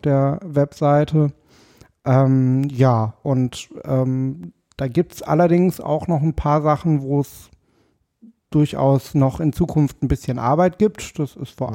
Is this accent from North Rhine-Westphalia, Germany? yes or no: yes; Paderborn, North Rhine-Westphalia, Germany; moved away as an adult; also born or lived in Dortmund; now in Berlin, Germany; ich bin äh, geboren in Paderborn